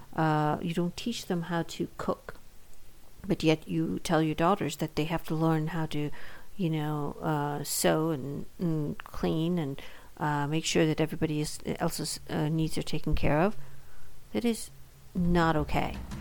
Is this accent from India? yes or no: yes; India; now in United States; Being an Indian immigrant and having lived in India um, until I moved to the United States